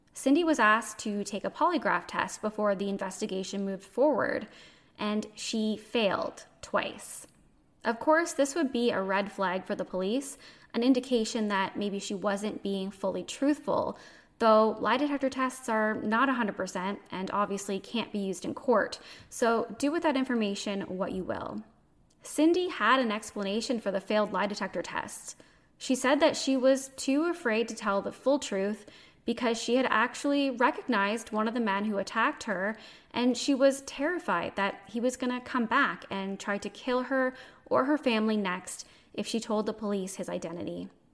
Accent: Canada; I'm a Canadian

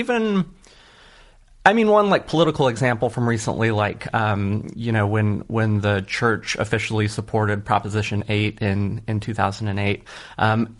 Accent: Utah, United States; I think as a kid, especially growing up in Utah, that it was just kind of the water I was swimming in.

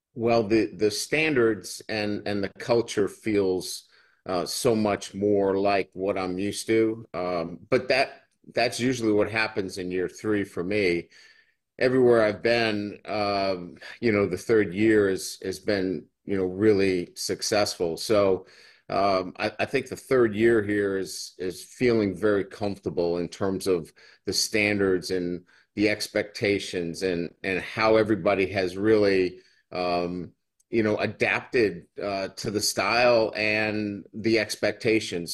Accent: Boston, Massachusetts, United States; accent: funny accent; now in Baton Rouge, United States; I still have a funny accent. You know, I'm from Boston

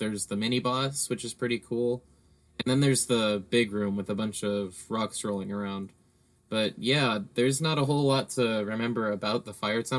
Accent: England, United Kingdom; Yeah, like, and I'm English, I don't speak those languages.

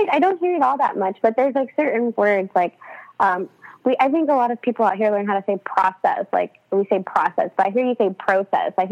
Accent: California, United States; accent: Californian; Do so, I have a Californian accent?

